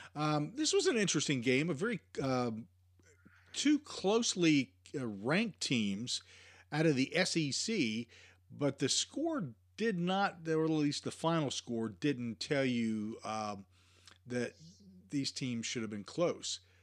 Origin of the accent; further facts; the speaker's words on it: Virginia, United States; moved away; where I live, or where I used to live in Virginia